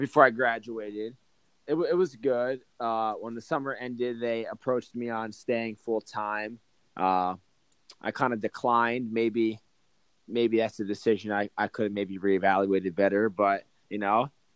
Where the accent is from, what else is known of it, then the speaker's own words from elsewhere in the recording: Toms River, New Jersey, United States; I grew up in Toms River, New Jersey.